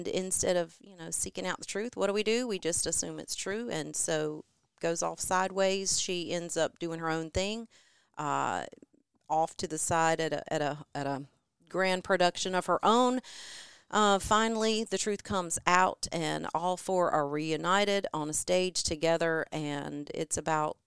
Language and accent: English; New Bern, North Carolina, United States; moved away as an adult; also born or lived in Charlotte, North Carolina; I'm from New Bern, born and bred a number of generations there, and did live in Charlotte